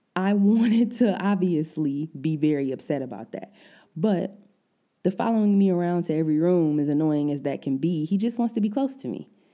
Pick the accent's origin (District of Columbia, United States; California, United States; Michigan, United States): Michigan, United States; Detroit; moved away as an adult; now in Germany; I'm originally from Detroit, all my family's back there